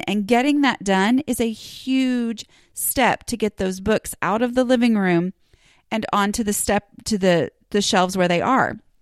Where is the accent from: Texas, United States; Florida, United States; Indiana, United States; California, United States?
Texas, United States; Dallas; I'm technically from Dallas